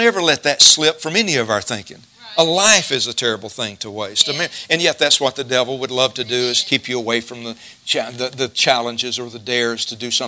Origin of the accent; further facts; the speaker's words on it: Jasper, United States; I grew up in West Jasper